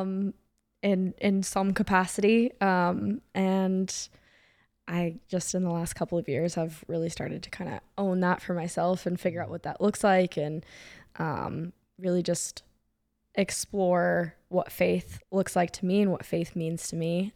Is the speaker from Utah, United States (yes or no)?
no; San Diego, California, United States; moved away as an adult; also born or lived in Orange County, California; now in Atlanta, United States; I'm from California. So, um, I was born and raised in San Diego